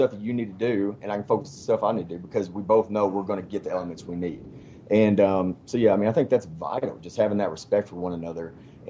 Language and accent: English; Paducah, Kentucky, United States; Paducah, Kentucky.